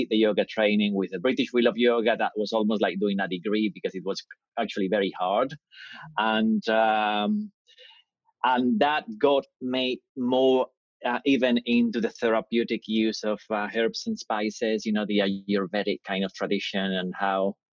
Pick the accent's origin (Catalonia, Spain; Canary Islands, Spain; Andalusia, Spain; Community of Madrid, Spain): Community of Madrid, Spain; Madrid; moved away as an adult; now in United Kingdom; I grew up in Spain. So I grew up in Madrid.